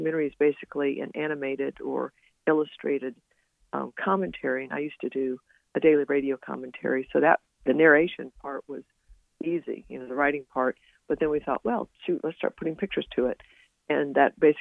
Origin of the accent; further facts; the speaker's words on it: Northern Virginia, United States; We're from the Northern Virginia area